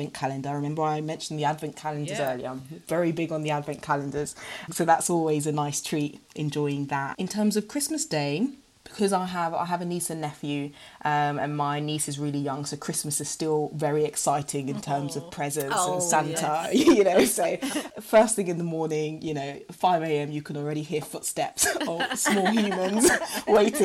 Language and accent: English; Ghana; I'm from Ghana